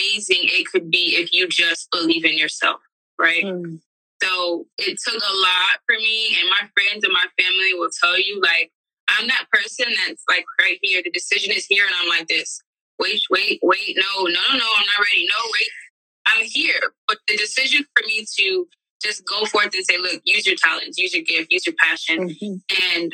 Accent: Miami, Florida, United States; moved away; I'm from Miami, so I used to have clients back home

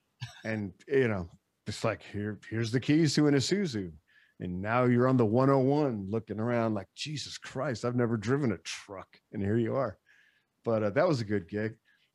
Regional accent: Chicago, Illinois, United States; moved away; he's from Detroit, I'm from Chicago

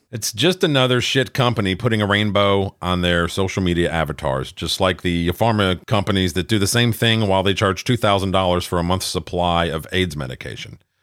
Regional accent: Minnesota, United States; my home state of Minnesota

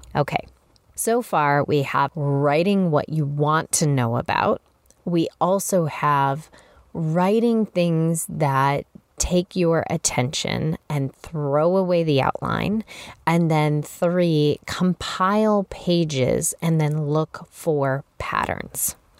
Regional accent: Chicago, Illinois, United States; moved away as an adult; also born or lived in Massachusetts; I relocated as a young adult from Chicago, where I was from, to Massachusetts

